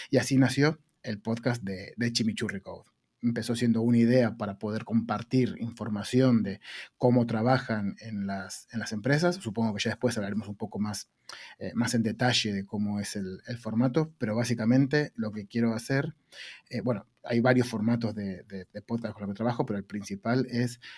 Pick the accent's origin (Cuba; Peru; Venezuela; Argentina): Argentina; now in Spain; si piensan, che, qué raro que habla este pibe, es porque soy argentino. Pero si piensan, che, tampoco habla tan raro este pibe, es porque llevo 20 años en España.